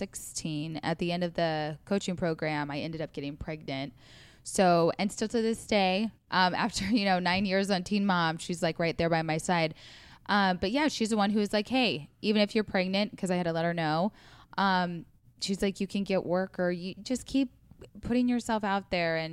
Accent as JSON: {"language": "English", "town": "Council Bluffs", "region": "Iowa", "country": "United States", "tie": "born or raised there", "also_born_or_lived": "Omaha, Nebraska", "moved": "yes", "lives_now": "Los Angeles, United States", "said": "I am born and raised in Iowa, Council Bluffs, Iowa, Omaha, Nebraska. They're like river cities."}